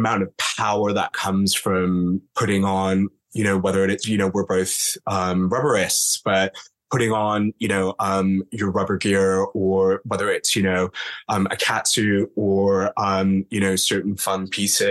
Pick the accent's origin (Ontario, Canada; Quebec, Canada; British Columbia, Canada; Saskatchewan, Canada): Ontario, Canada; Toronto; now in London, United Kingdom; I'm from Toronto originally, but I grew up in the London fetish scene effectively. So as a 17-year-old